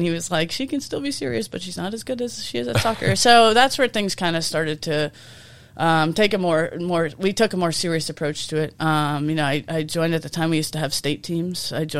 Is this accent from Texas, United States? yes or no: no; Peabody, Massachusetts, United States; Yeah, but I grew up in Peabody youth soccer.